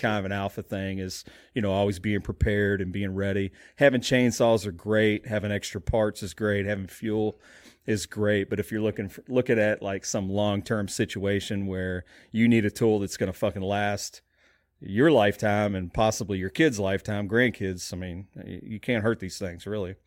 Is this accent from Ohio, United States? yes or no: no; Alaska, United States; moved away; growing up in Alaska for some time